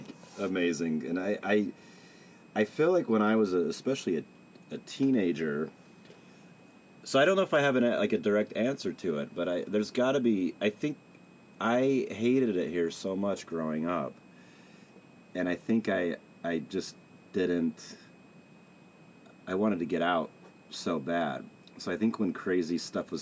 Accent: Salt Lake City, Utah, United States; I grew up here. I moved around a little bit in my 20s, but I settled back here

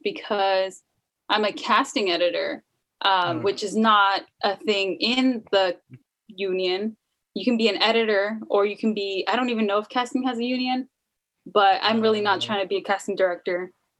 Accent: Idaho, United States; I'm not like everyone else. I'm from Idaho and like, I don't like horses.

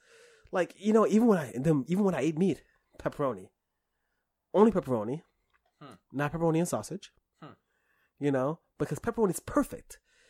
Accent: New York, United States; I grew up in New York, but also I was poor as shit, okay?

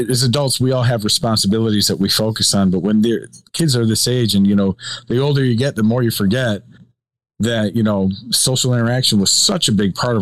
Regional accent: Chicago, Illinois, United States; we're both from Chicago

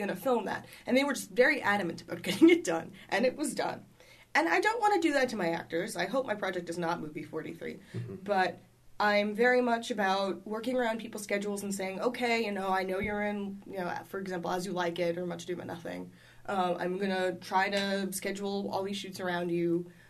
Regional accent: New York City, New York, United States; New York. And it was on the Upper West Side. Like, it's not a neighborhood that gets robbed very often.

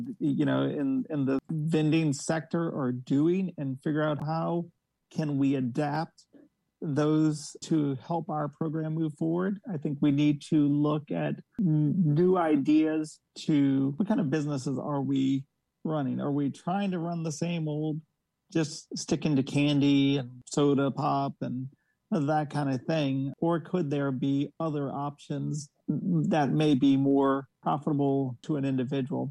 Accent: Metairie, Louisiana, United States; moved away; I'm from Metairie originally

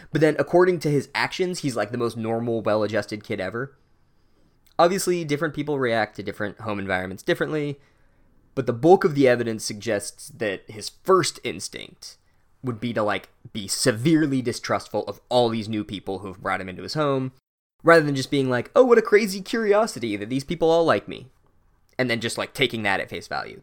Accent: United States; I'm an American

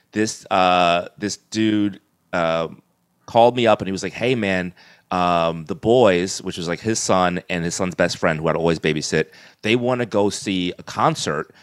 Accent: New York City, New York, United States; I grew up in Crown Heights, Brooklyn.

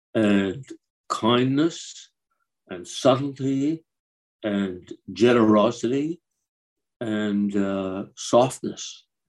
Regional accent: Montreal, Quebec, Canada; moved away as an adult; now in Toronto, Canada; I came to Toronto in 1971. I'm originally from Montreal.

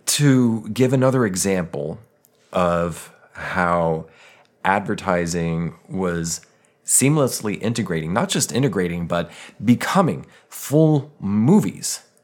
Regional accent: Denver, Colorado, United States; I grew up in Denver.

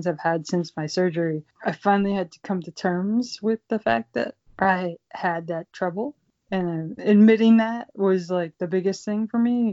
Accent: Pittsburgh, Pennsylvania, United States; I grew up in Pittsburgh, Pennsylvania.

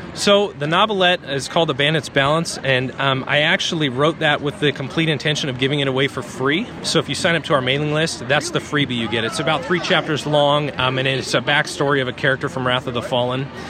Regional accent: Eastern Oregon, United States; local schools where I grew up in Eastern Oregon

